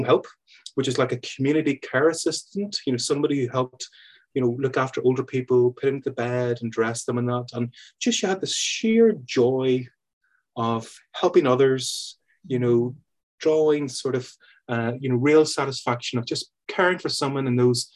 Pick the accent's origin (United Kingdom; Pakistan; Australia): United Kingdom; Belfast, Northern Ireland; I grew up in Belfast, Belfast in Northern Ireland